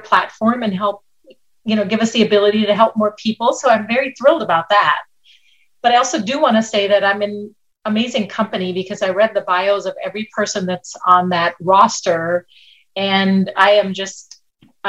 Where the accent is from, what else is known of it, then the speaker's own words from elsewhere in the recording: India; moved away as an adult; also born or lived in Minnesota, United States; now in Lancaster, United States; when I was 5 years old, I went to live in India with my grandparents